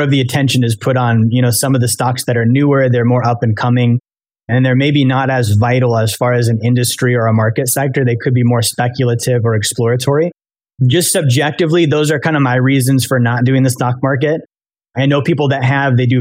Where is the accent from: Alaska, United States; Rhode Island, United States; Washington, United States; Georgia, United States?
Alaska, United States; now in Florida, United States; I'm from Alaska, but I live in Florida now.